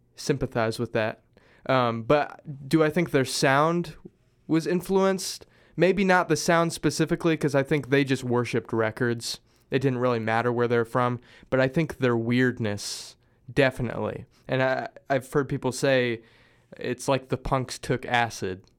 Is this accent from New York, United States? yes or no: no; Springfield, Missouri, United States; moved away; I'm originally from Springfield, Missouri